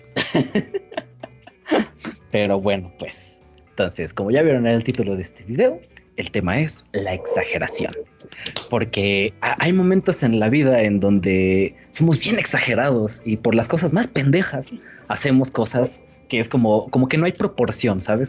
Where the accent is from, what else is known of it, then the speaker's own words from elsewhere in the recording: Mexico; Vivir en México siendo mexicano